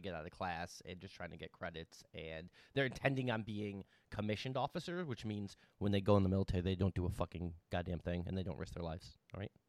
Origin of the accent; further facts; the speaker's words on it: United States; and I'm an American, and I'm a veteran